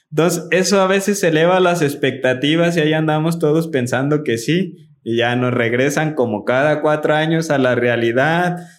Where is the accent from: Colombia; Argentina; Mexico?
Mexico; así somos los mexicanos